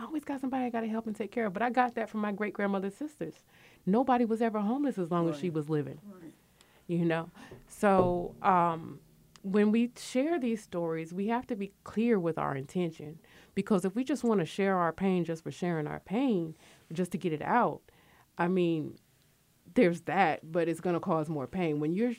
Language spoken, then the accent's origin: English; Connecticut, United States; also born or lived in West Coast / Midwest; now in Georgia, United States; I'm from Connecticut. I lived on the West Coast. I lived in the Midwest, and I've lived here in Georgia. I've been in Georgia since 1995